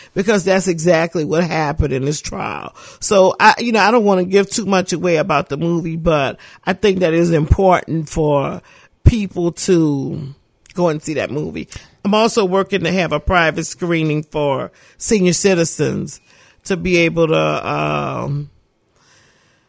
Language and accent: English; New Orleans, Louisiana, United States; When I grew up in the St. Bernard Project